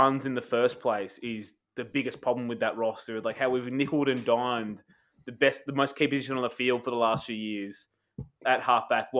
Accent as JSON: {"language": "English", "town": "Brisbane", "region": "Queensland", "country": "Australia", "tie": "born or raised there", "said": "born in Milton. You know, I am a Brisbane boy from up there"}